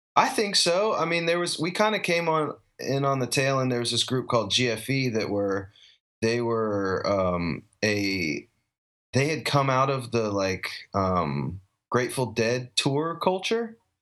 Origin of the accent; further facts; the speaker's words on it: Asheville, North Carolina, United States; now in Austin, United States; I grew up in Asheville, North Carolina, um, mountain town in western North Carolina